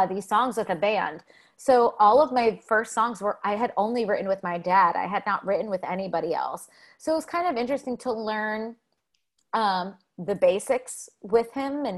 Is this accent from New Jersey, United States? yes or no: yes; New Jersey, United States; born or raised there; now in New York City, United States